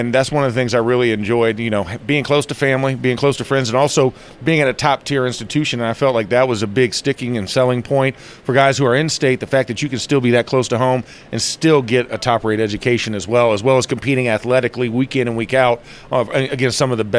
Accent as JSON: {"language": "English", "town": "Orlando", "region": "Florida", "country": "United States", "tie": "born or raised there", "moved": "as an adult", "lives_now": "Arizona, United States", "said": "I have my annual football camp that I do at my hometown in Orlando at Lake Highland Prep, and I've been doing that for the last 17 years."}